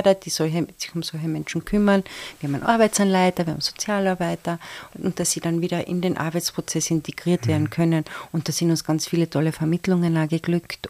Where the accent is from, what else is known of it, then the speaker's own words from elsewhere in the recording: Carinthia, Austria; als Kärntnerin